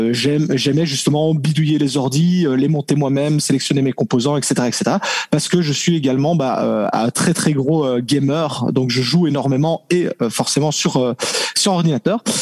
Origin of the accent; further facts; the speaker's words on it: French-speaking Belgium, Belgium; accent: Belgian; Je suis de Belgique, euh, Belgique francophone, donc euh, c'est ça le petit accent que, que l'on peut entendre.